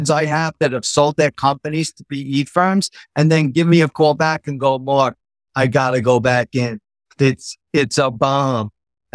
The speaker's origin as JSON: {"language": "English", "town": "New York City", "region": "New York", "country": "United States", "tie": "born or raised there", "said": "I was born in Queens. And I've lived in New York my whole life"}